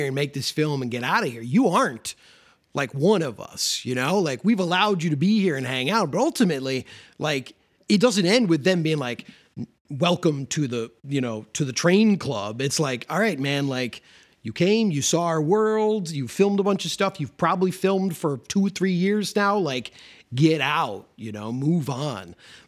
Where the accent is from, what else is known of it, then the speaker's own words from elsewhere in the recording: Elmhurst, Illinois, United States; where I grew up in Elmhurst had like a huge model train club like this, like a notorious Western suburb, like train club that guys would come to from all over the Chicagoland area.